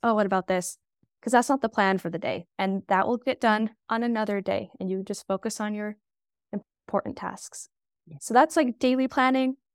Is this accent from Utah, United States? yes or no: yes; Utah, United States; I'm from Utah